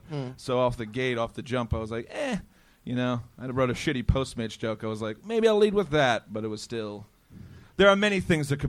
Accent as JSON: {"language": "English", "region": "New York", "country": "United States", "moved": "yes", "said": "I'm from New York. Started on Long Island doing shows like open mics out there."}